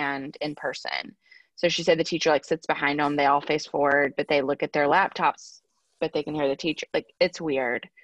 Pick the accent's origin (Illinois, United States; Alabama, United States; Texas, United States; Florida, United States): Alabama, United States; moved away; I'm from Alabama.